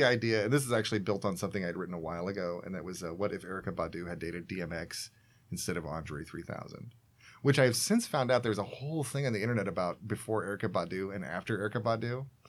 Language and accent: English; Georgia, United States; I was born in Georgia.